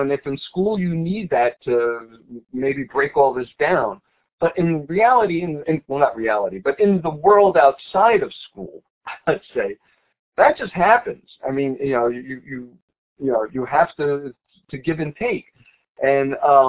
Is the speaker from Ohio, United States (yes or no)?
no; New York City, New York, United States; moved away; I grew up in the Bronx.